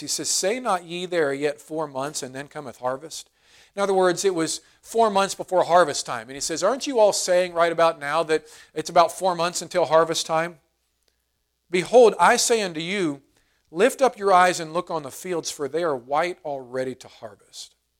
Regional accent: United States; American Christians

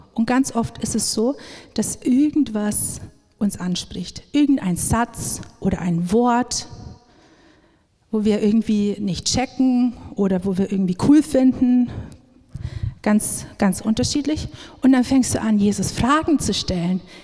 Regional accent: Upper Palatinate, Bavaria, Germany; now in Augsburg, Germany; wir kommen eigentlich aus der Oberpfalz

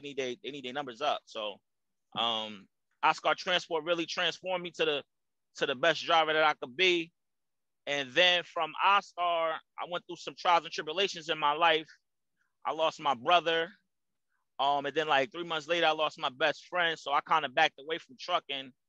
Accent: Jersey City, New Jersey, United States; moved away as an adult; also born or lived in New Brunswick, New Jersey; now in Charlotte, United States; born and raised Jersey City, New Jersey. Shout out to New Brunswick because that's my hometown too.

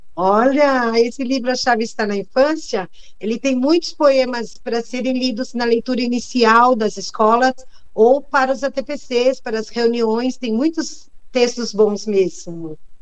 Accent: beyond the Vale do Ribeira, São Paulo, Brazil; no interior, lá onde eu nasci, eu nasci depois do Vale do Ribeira. Depois do Vale do Ribeira. O Vale do Ribeira já é uma das regiões muito carentes, né, do nosso estado.

